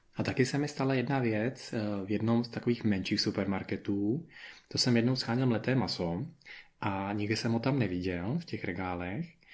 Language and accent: Czech; Czechia; moved away as an adult; now in Spain